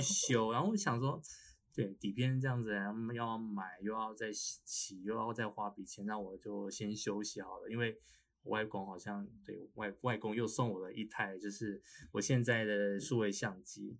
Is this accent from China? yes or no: no; Pingtung County, Taiwan; moved away as an adult; also born or lived in Taipei; 我们都是从小在屏东长大 ，然后大学来台北，来北部读书这样